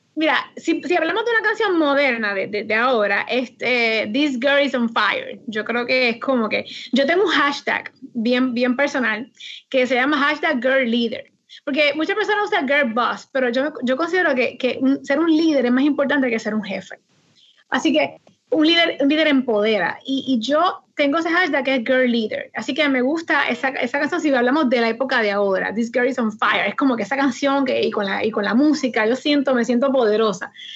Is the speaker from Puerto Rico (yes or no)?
yes; Aguada, Puerto Rico; now in Moca, Puerto Rico; Yo soy original de Aguada